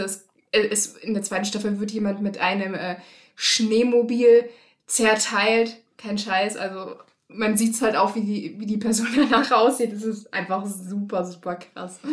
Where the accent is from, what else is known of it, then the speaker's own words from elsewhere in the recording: Rhineland, Germany; ich komm aus dem Rheinland und da ist Karneval halt total groß